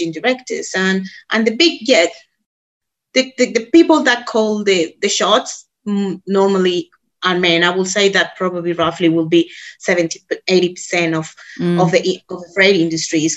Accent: Colombia; moved away as an adult; now in Australia; I'm originally from Colombia.

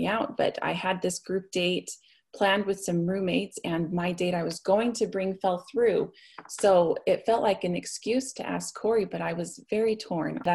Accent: Salt Lake Valley, Utah, United States; also born or lived in Logan, Utah; I was born and raised in the Salt Lake Valley. I went to Murray

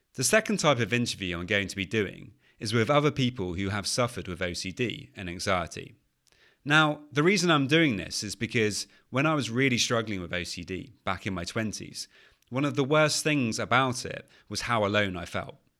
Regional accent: United Kingdom; accent: British; as you can probably tell from my British accent, I'm from the U K.

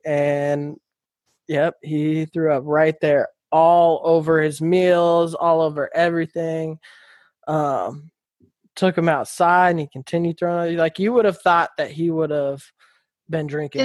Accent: Folsom, California, United States; also born or lived in Alaska; moved to Folsom, California when I was 10, grew up in Folsom, graduated

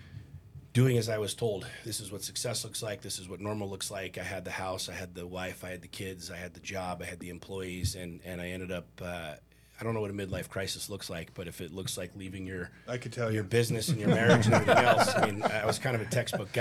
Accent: Washington, District of Columbia, United States; I grew up in Washington, D.C.

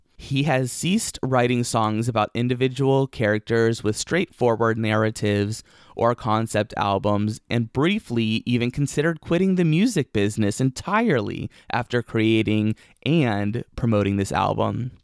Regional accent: Oregon, United States; Oregon, my home state

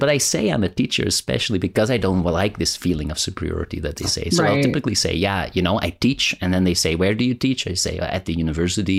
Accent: Rotterdam, South Holland, Netherlands; Rotterdam here, my hometown

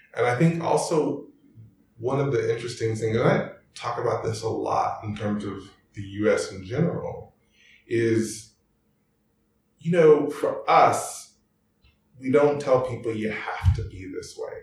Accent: Arlington, Texas, United States; accent: Texas; moved away as an adult; now in Germany; I grew up in Arlington, Texas

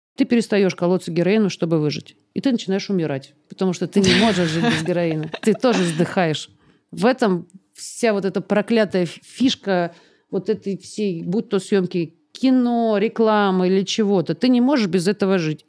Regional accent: Barnaul, Altai Krai, Russia; now in Moscow, Russia; тебе же возвращаться в Барнаул еще

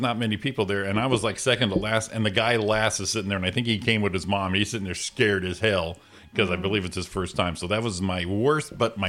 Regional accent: Waterbury, Connecticut, United States; now in Rancho Cucamonga, United States; we're going to go to my hometown of Waterbury, Connecticut.

